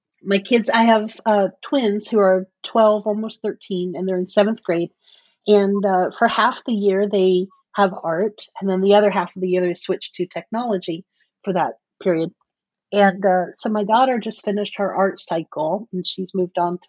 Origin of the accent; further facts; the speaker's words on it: Cape Canaveral, Florida, United States; I was born in Cape Canaveral, Florida.